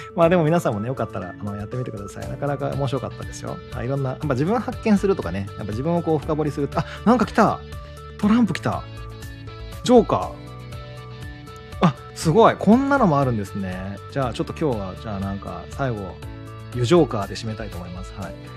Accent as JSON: {"language": "Japanese", "region": "Shikoku", "country": "Japan", "tie": "born or raised there", "said": "四国生まれ"}